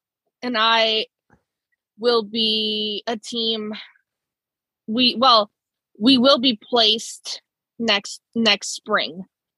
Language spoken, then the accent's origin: English; Chicago, Illinois, United States; first language Spanish; I'm originally from Chicago, and I'm also Hispanic.